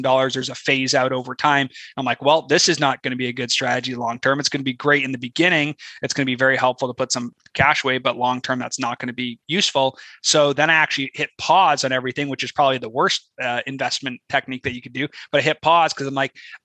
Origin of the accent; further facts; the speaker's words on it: Canada; moved away as an adult; now in United States; I'm Canadian, right? Originally